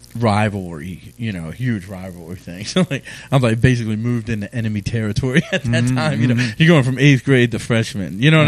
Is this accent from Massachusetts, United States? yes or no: no; Edgewood, Maryland, United States; also born or lived in Havre de Grace / Aberdeen; You know, I was born in Havre de Grasse, but then I grew up pretty much between Edgewood and Aberdeen, Maryland.